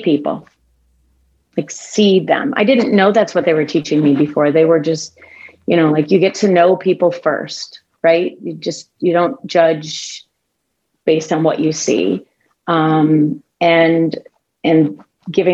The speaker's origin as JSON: {"language": "English", "town": "Detroit", "region": "Michigan", "country": "United States", "tie": "born or raised there", "said": "the first decade of my life I spent living in Detroit"}